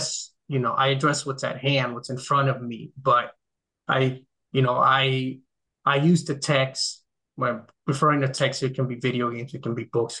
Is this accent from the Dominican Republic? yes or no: yes; Dominican Republic; now in United States; I grew up in the Dominican Republic, which is at least where I grew up there.